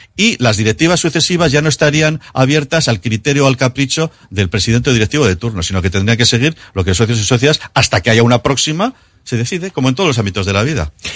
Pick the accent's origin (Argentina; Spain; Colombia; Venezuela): Spain; Basque Country